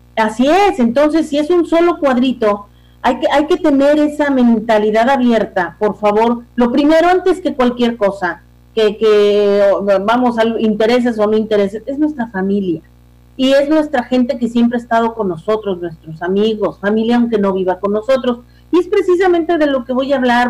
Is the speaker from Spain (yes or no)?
no; Mexico; somos mexicanos